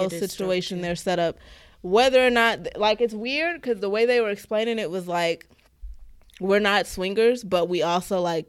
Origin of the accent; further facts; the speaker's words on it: Baltimore, Maryland, United States; Hey, shout. I'm from Baltimore. That's how they say it.